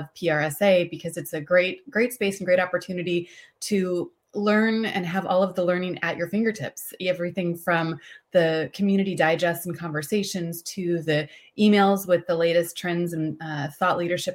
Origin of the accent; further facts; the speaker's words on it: Indiana, United States; also born or lived in Washington, D.C.; now in Houston, United States; I am originally from Indiana, spent some time in DC before coming down here to Houston